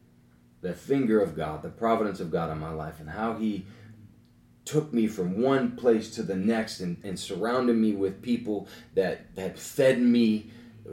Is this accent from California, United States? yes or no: no; Lorain, Ohio, United States; also born or lived in Sheffield Township; I grew up in every side of town. In the Lorain County area